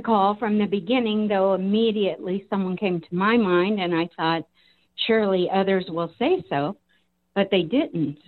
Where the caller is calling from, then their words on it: Modesto, California, United States; I'm calling from Modesto